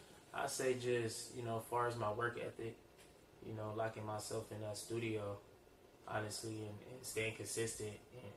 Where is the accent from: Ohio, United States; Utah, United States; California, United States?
California, United States; Ontario; also born or lived in Inglewood, California / Arkansas (family); Well, I was born in Inglewood, California, you feel me? I was raised out here. In the IE, grew up in Ontario, Eastville, California.